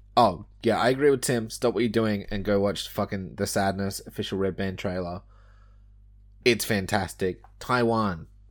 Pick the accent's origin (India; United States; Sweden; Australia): Australia; I'm a failure as an Australian